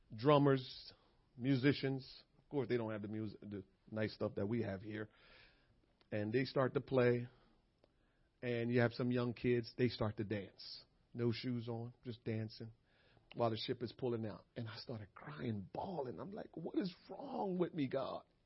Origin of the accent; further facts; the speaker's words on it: Jamaica; moved away; a kid growing up in Jamaica